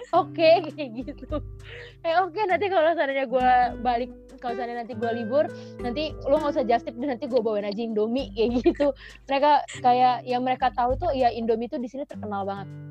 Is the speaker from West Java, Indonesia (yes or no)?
yes; Bogor, West Java, Indonesia; moved away; gue datang dari Indonesia I come from Indonesia